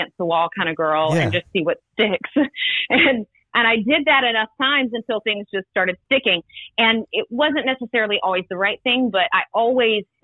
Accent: Rome, Georgia, United States; moved away; I'm from Rome, Georgia. Grew up there, and my family still lives there

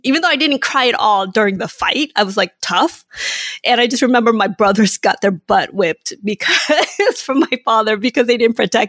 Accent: Surprise, Arizona, United States; And some of my earliest memories was growing up in Surprise.

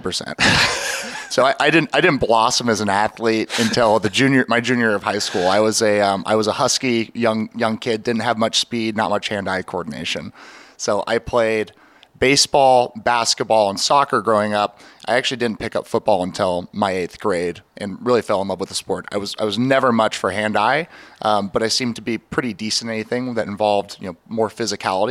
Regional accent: Seattle, Washington, United States; now in Baltimore, United States; growing up in Seattle, lacrosse was just not a staple like it is here in Baltimore

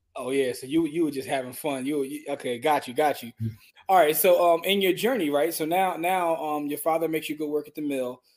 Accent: Philadelphia, Pennsylvania, United States; we're from Philadelphia

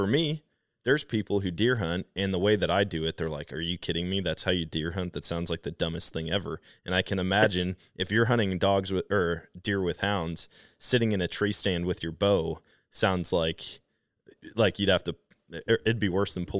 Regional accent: Wisconsin, United States; I'm from Wisconsin. I'm actually currently in Wisconsin

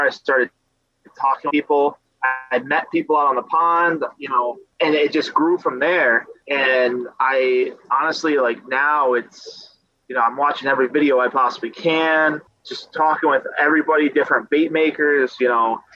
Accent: South Florida, United States; I grew up in South Florida. I was on the East Coast just next to Lake Okeechobee.

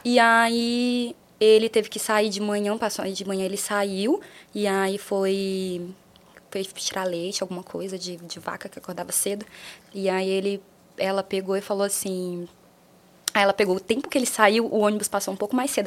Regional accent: Rio Branco, Acre, Brazil; moved away; eu nasci em Rio Branco, mas eu nasci no interior é, de Rio Branco

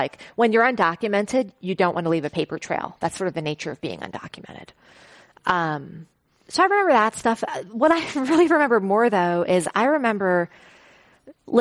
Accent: New York City, New York, United States; moved away as an adult; also born or lived in Silicon Valley; growing up in Flushing, Queens

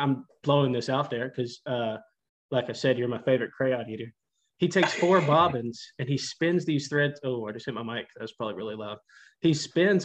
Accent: Tennessee, United States; I'm from Tennessee

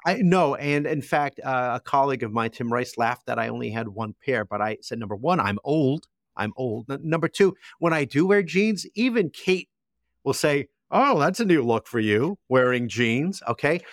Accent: Toms River, New Jersey, United States; my hometown

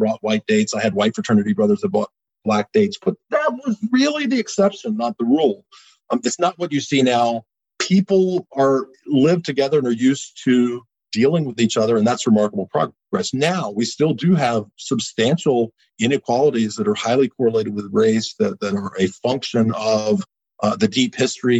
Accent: Eastern North Carolina, United States; also born or lived in New Bern, North Carolina; These were all Eastern North Carolina places. And when I was a child, both in my hometown and here, you wouldn't see interracial couples

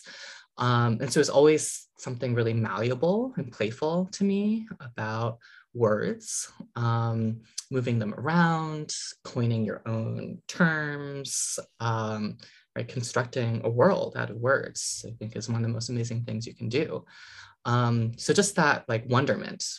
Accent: New England, United States; growing up in, you know, New England

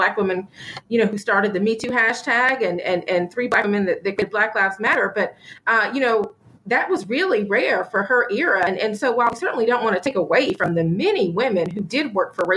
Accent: Atlanta, Georgia, United States; moved away; I'm not based in Atlanta, but I'm from Atlanta

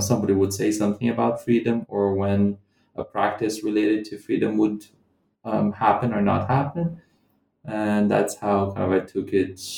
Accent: Brazilian Midwest, Central-West, Brazil; moved away as an adult; also born or lived in London / Scotland; I'm not from Rio either. So I'm not from Rio de Janeiro, the city where I did my field work. I come from a different part of the Brazilian Midwest

